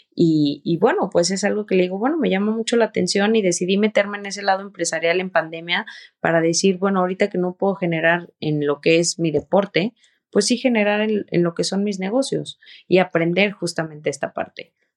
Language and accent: Spanish; San Luis Potosí, Mexico; moved away; also born or lived in Nuevo León; San Luis, donde yo nací